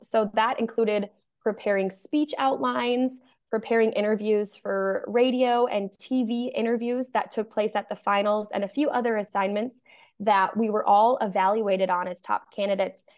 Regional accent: Poynette, Wisconsin, United States; also born or lived in Minnesota; I grew up in Poynette, Wisconsin, so about thirty minutes north of Madison.

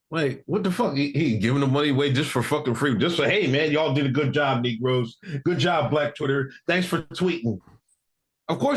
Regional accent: Exton, Pennsylvania, United States; I'm from Exton, Pennsylvania, man. Son of a steel worker, son of a nurse, a government cheese.

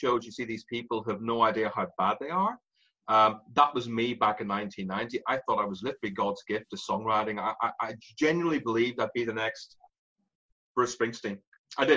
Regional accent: Ireland; accent: Irish; moved away; also born or lived in London; I have an Irish accent.

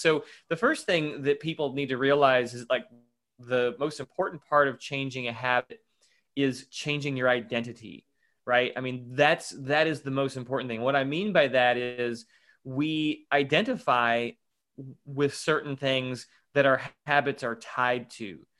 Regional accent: Louisville, Kentucky, United States; I'm from Louisville, Kentucky. Uh, that's where I'm living right now

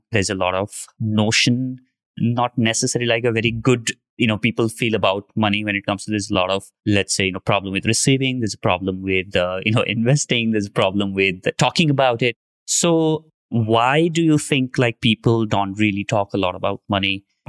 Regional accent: India

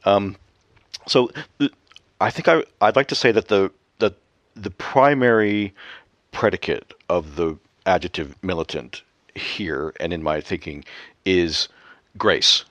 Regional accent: Canada; moved away; back home in Canada

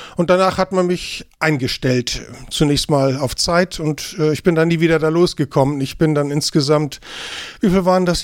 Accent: Kiel, Schleswig-Holstein, Germany; moved away as an adult; now in Eckernförde, Germany; ich bin geborener Kieler. Ich bin in Kiel zur Schule gegangen, habe dort studiert

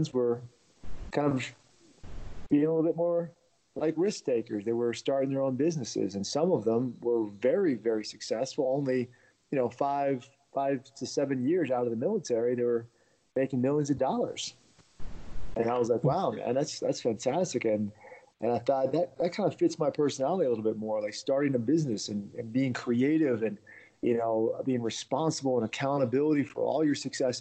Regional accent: Washington, D.C. area in Virginia, United States; also born or lived in Russia; I grew up in the Washington, D.C. area in Virginia.

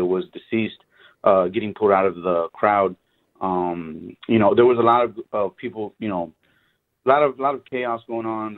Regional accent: Houston, Texas, United States; I'm from Houston, Texas. I live here.

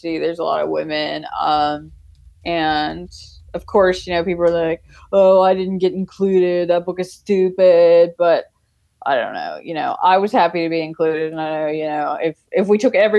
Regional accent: Mississippi, United States; I was also from Mississippi.

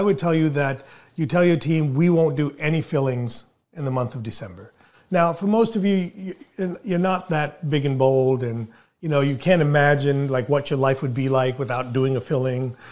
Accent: India; moved away; as an Indian, as an immigrant

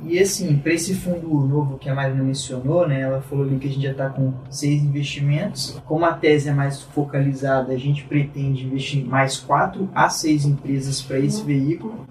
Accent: Belo Horizonte, Minas Gerais, Brazil; moved away; eu sou originário de Belo Horizonte

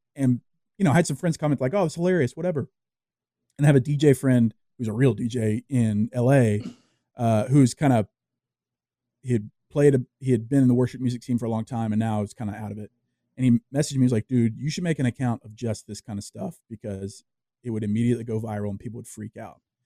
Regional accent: Louisiana, United States; I grew up in the South, I grew up in Louisiana

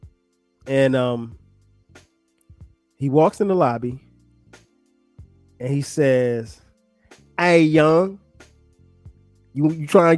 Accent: Florence, South Carolina, United States; where I grew up in Florence, South Carolina

